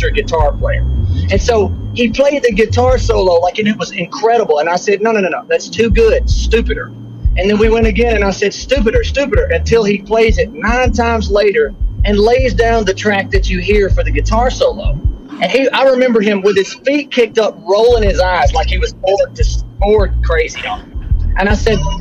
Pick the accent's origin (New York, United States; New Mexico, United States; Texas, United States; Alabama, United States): Alabama, United States; Muscle Shoals; growing up in Muscle Shoals, Alabama